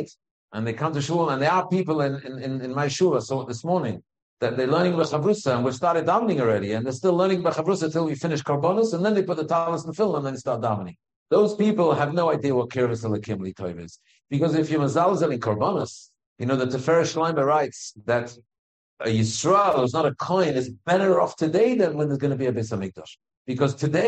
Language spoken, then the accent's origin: English; United Kingdom; I'm British after all.